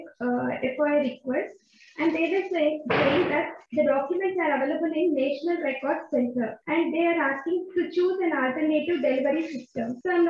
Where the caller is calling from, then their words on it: Telangana, India; Sir, I'm calling from India, from Telangana, sir, from Karur.